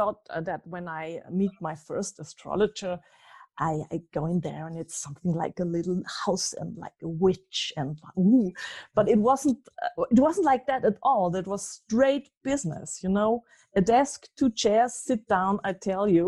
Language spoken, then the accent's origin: English; Austria; I'm from Austria